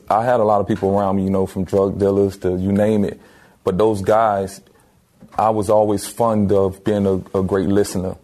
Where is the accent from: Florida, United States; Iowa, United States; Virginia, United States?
Florida, United States; Miami; growing up in Miami, we were fortunate to have a gumball of different cultures